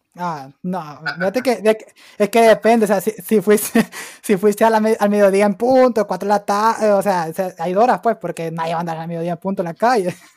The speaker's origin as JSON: {"language": "Spanish", "town": "Santa Rosa", "region": "Santa Bárbara", "country": "Honduras", "said": "yo soy de Santa Bárbara y soy de Santa Rosa Santa Bárbara"}